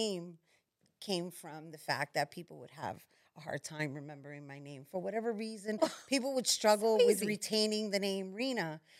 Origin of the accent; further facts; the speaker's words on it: New York City, New York, United States; my upbringing is urban. You know, I'm from the streets. I'm from the streets of El Barrio.